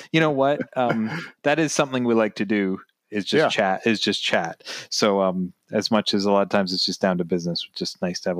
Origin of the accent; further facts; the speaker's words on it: Canada; it makes me proud as a Canadian